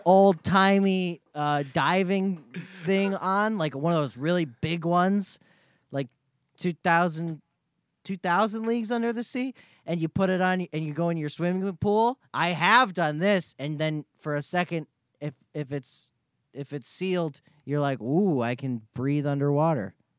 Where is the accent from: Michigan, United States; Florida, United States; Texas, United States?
Florida, United States; I'm from Florida.